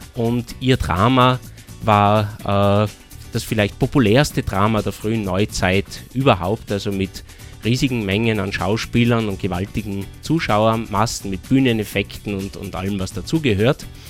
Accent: Austria; bei uns in Österreich

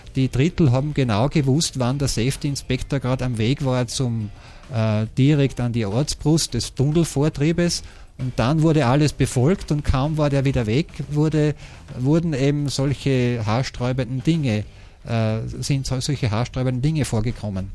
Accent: Austria; wir haben beobachtet als Österreicher

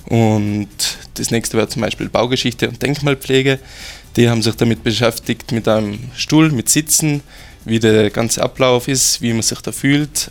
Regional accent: Austria; bei uns in Österreich

